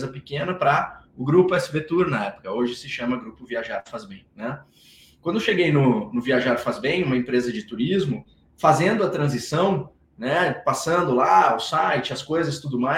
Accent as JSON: {"language": "Portuguese", "region": "Rio Grande do Sul", "country": "Brazil", "lives_now": "Florianópolis, Brazil", "said": "eu sou gaúcho"}